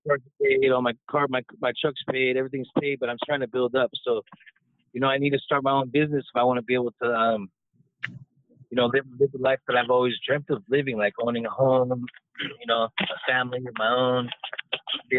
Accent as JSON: {"language": "English", "town": "Los Angeles", "region": "California", "country": "United States", "tie": "born or raised there", "said": "growing up in Hollywood"}